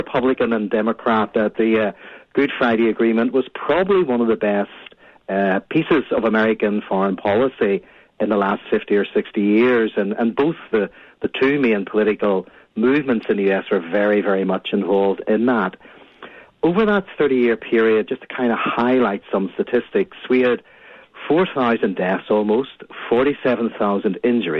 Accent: Belfast, Northern Ireland, United Kingdom; I grew up in Belfast.

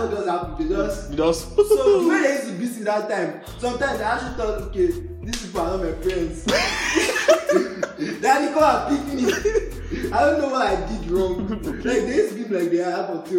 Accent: Nigeria; I'm British. Okay. I'm Nigerian

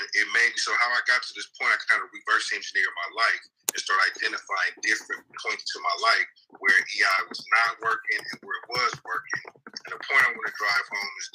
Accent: Oakland, California, United States; I grew up in East Oakland from Brookfield

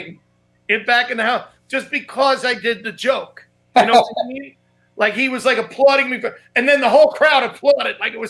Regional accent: New York City, New York, United States; I grew up in Staten Island

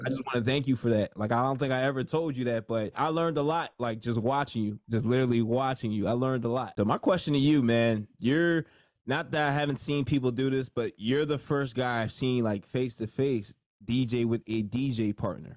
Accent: New Jersey, United States; I'm from Jersey

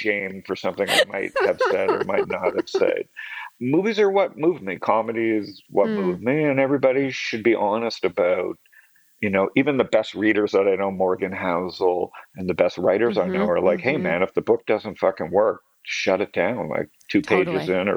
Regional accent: Toronto, Ontario, Canada; Born and raised in Toronto.

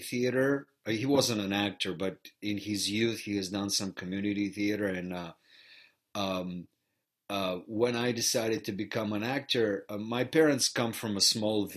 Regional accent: Varna, Varna Province, Bulgaria; first language Bulgarian; English is a second language; moved away as an adult; now in Chicago, United States; growing up in Bulgaria, I was exposed to theater very early on in my life

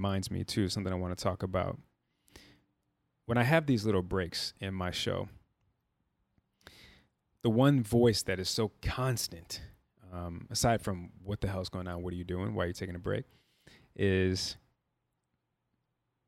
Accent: Chicago, Illinois, United States; I'm from Chicago, born and raised, proud Chicagoan.

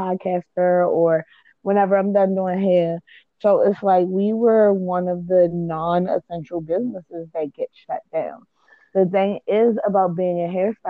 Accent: Baltimore, Maryland, United States; I'm from Baltimore.

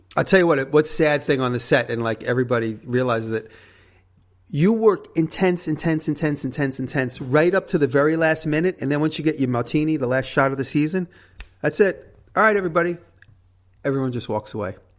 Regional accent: New York, United States; accent: New York; She likes my New York ac- accent

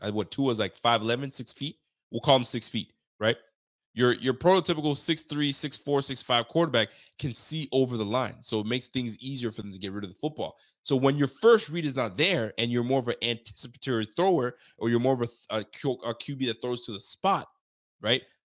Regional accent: Canada; also born or lived in Haiti; I'm Canadian

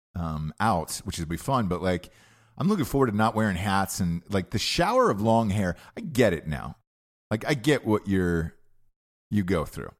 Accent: Georgia, United States; moved away; I was raised in Georgia my entire life

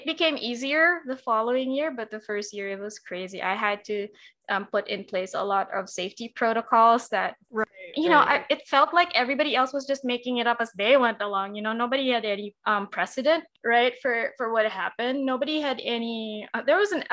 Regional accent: Davao City, Davao Region, Philippines; also born or lived in Quezon City; I was from Davao. I was dorming

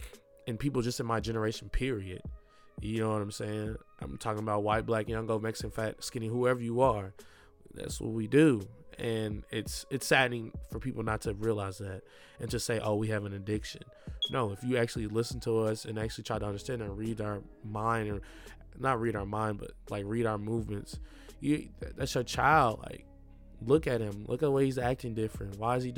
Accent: Milan, Lombardy, Italy; especially growing up in Milan.

